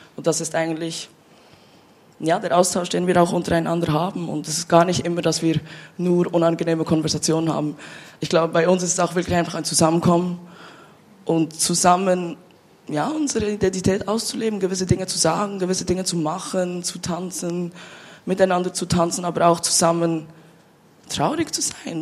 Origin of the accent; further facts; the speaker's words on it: Bern, Switzerland; moved away as an adult; now in Basel, Switzerland; ich bin ja in Bern aufgewachsen und ich bin vor fünf Jahren nach Basel gezogen